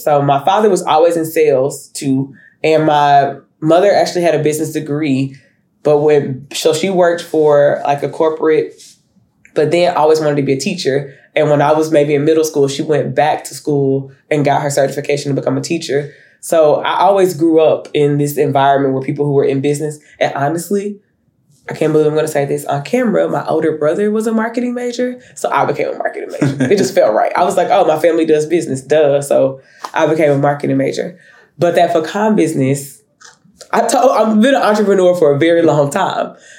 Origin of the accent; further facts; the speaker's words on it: Humphrey, Arkansas, United States; moved away as an adult; also born or lived in Pine Bluff, Arkansas; now in Fort Worth, United States; I learned in Humphrey and really grow there too. So my dad is a pastor, and so we moved to Pine Bluff. I think I was like 14